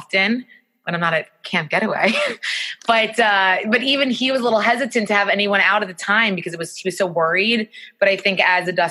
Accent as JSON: {"language": "English", "town": "Great Neck", "region": "New York", "country": "United States", "lives_now": "New York City, United States", "said": "I'm originally from Great Neck"}